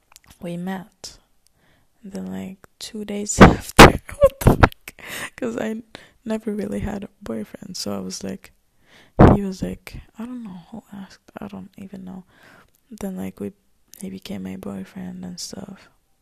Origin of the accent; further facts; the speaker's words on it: Palestine; also born or lived in Syria; So yeah, I tell people that I'm from Palestine. Because my mom is from Palestine. I'm half Palestine, half Syria. But I just tell that I'm from Palestine.